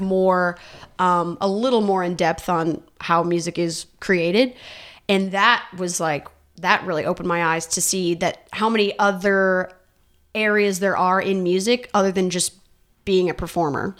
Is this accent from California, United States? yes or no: no; Northern Indiana, United States; moved away as an adult; now in Nashville, United States; I am from Northern Indiana